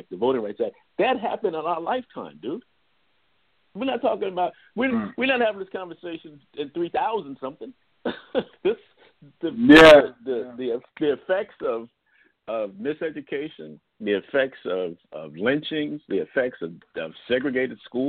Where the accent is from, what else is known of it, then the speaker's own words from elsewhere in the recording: Plainfield, New Jersey, United States; there used to be a parade in my hometown of Plainfield, New Jersey